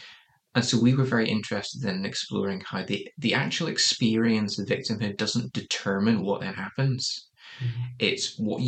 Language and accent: English; Northern Ireland, United Kingdom; moved away; growing up in Northern Ireland